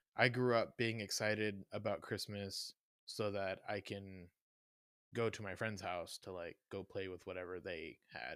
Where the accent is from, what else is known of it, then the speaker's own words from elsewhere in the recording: the Bible Belt, the South, United States; moved away; also born or lived in Kansas City; growing up in the Bible Belt